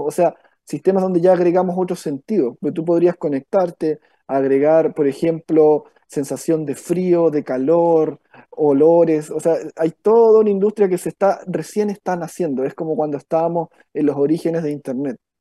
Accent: Victoria, Araucanía, Chile; moved away as an adult; now in Valparaíso Region, Chile; Yo soy del sur, de Victoria, novena región, ahí es donde nací. Me vine por cosas por intereses, digamos, eh, universitarios

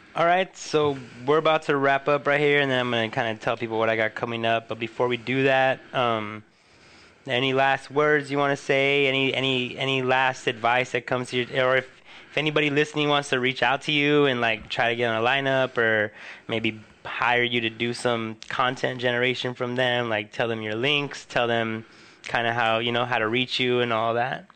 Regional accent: Huntington Park, California, United States; on Pacific Boulevard in my hometown

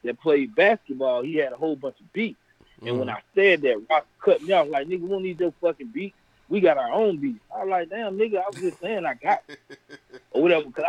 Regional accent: Brunswick, Georgia, United States; moved away; I'm from Brunswick

